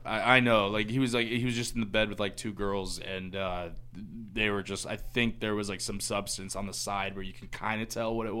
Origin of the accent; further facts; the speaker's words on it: Tampa, Florida, United States; Born and raised in Tampa